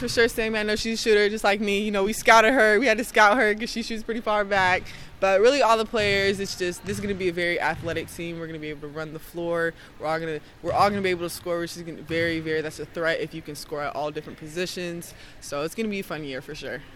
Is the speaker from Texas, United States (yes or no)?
yes; Texas, United States; moved away; also born or lived in Missouri / New York; I grew up in Texas, and then my parents and stuff moved down to Missouri Missouri.